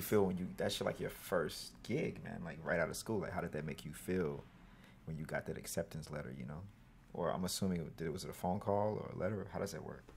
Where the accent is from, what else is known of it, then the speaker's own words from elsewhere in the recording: Mississippi, United States; now in New York, United States; I'm from Mississippi.